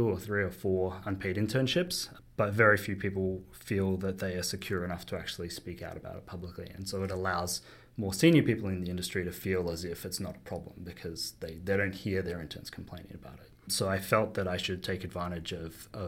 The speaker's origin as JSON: {"language": "English", "country": "Australia", "also_born_or_lived": "United Kingdom / London", "moved": "as an adult", "lives_now": "Toronto, Canada", "said": "I moved over to the UK from Australia, where I'm from originally, you might hear from my accent"}